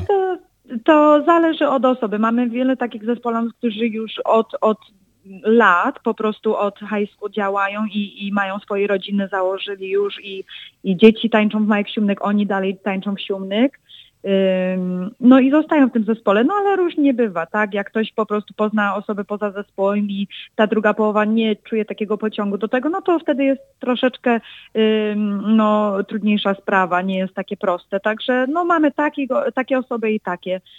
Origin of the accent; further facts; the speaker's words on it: Chicago, Illinois, United States; od początku urodziłam się w Stanach